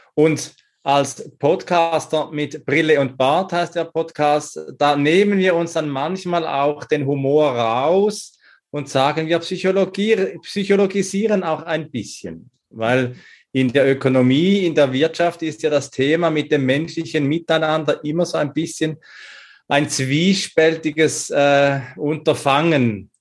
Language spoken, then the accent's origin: German; Switzerland; moved away; also born or lived in Salzburg, Austria; Zum einen bin ich in der Schweiz geboren